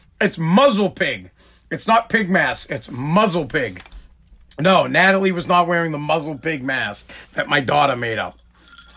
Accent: right outside of Boston, Massachusetts, United States; I'm from Boston, Massachusetts, wherever, right outside of Boston

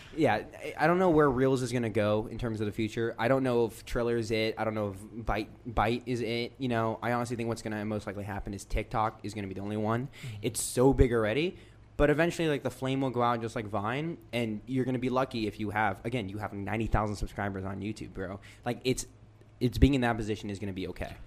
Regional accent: United States; we grew up in America

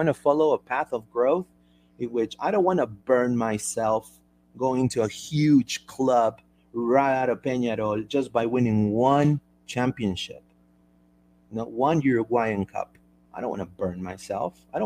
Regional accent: Peru; I'm from Peru

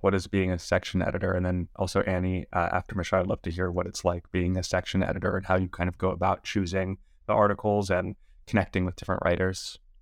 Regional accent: Los Angeles, California, United States; I was born and raised in Los Angeles

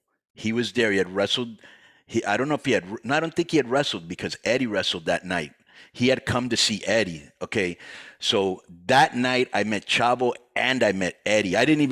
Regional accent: Miami, Florida, United States; I grew up in Miami

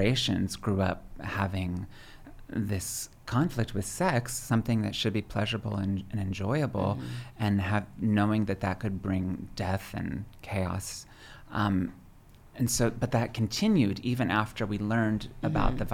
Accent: Pennsylvania, United States; moved away; also born or lived in New York; grew up in a tiny little village in southern central Pennsylvania

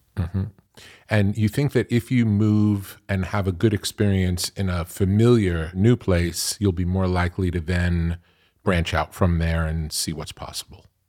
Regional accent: New York, United States; I grew up in New York

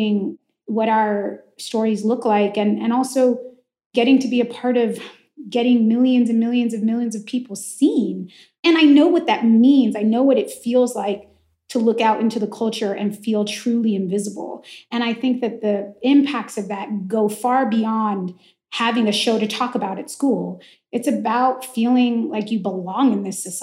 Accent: the Valley, California, United States; I'm from the Valley. I went to like 34 yeah. bar and bat mitzvahs growing up.

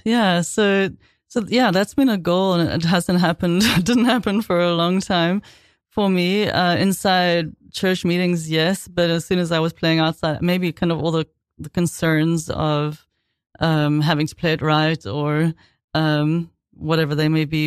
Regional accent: South Africa; also born or lived in London / Boston; now in New York, United States; growing up in South Africa

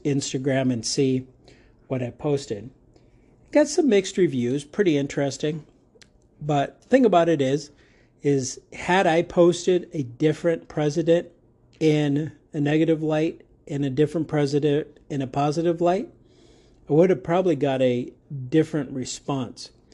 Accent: United States; also born or lived in Arizona; I am in America. I'm in Arizona, and I'm unapologetically American, American pride

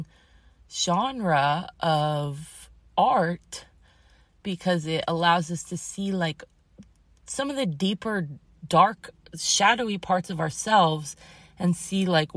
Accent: Massachusetts, United States; moved away; I grew up in Massachusetts

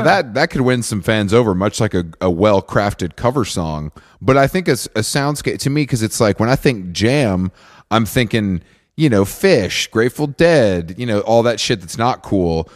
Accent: Atlanta, Georgia, United States; where I grew up outside of Atlanta

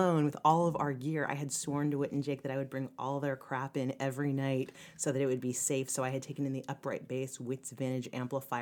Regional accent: Prairie Village, Kansas, United States; I grew up in, like, Prairie Village, Kansas, outside Kansas City.

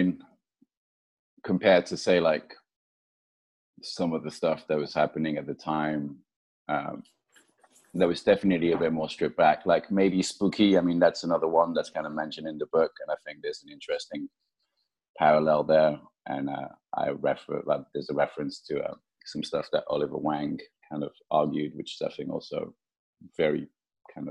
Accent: France; moved away; also born or lived in United Kingdom / Japan / United States; I grew up in France, I lived in the UK, I lived in Japan, I lived in the States.

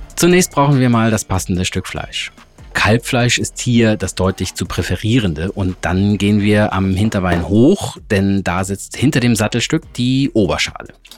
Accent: Hamburg, Germany; meiner Heimat und meiner Lieblingsstadt Hamburg

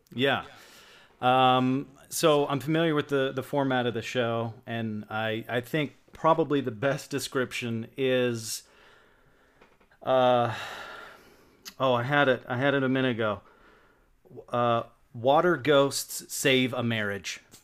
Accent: West Virginia, United States; also born or lived in Bowling Green, Kentucky / Cross Lanes, West Virginia; I grew up in West Virginia

